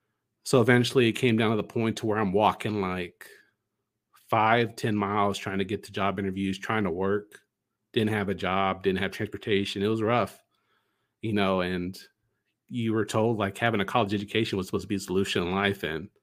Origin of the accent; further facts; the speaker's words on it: Dallas, Texas, United States; I'm coming from Dallas, Texas.